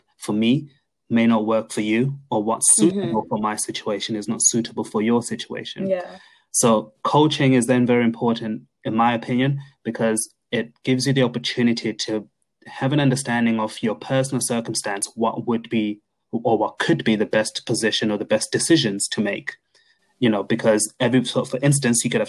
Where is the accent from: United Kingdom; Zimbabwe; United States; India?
Zimbabwe; we are both from Zimbabwe.